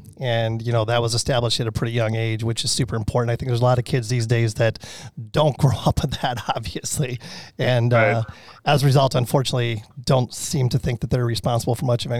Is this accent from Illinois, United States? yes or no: yes; Chicago, Illinois, United States; moved away; I'm from Chicago originally.